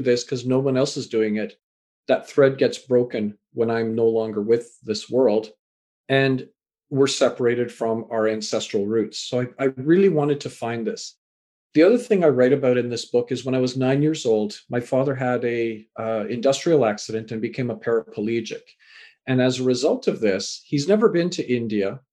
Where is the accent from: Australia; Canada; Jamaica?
Canada; also born or lived in England; born in England, raised in Canada